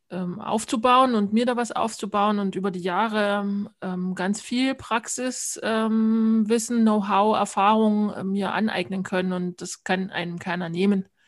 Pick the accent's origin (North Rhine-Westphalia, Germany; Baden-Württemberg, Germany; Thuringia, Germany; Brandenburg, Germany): Thuringia, Germany; Also ja, im Thüringer Wald bin ich aufgewachsen, wohlbehütet im Kreise meiner Eltern und auch meiner Großeltern.